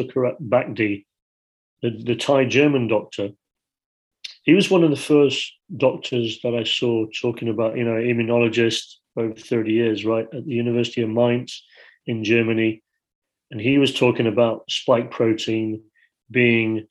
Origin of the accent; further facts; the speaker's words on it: Yorkshire and the Humber, United Kingdom; I grew up in Yorkshire